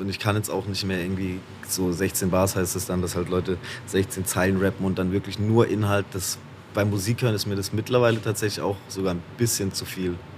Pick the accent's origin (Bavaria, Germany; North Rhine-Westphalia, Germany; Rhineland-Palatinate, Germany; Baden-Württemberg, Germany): Baden-Württemberg, Germany; Haslach im Kinzigtal; Wirklich komme ich aus Hassler im Kinzigtal äh, im schönen Schwarzwald äh, in Baden-Württemberg aus Deutschland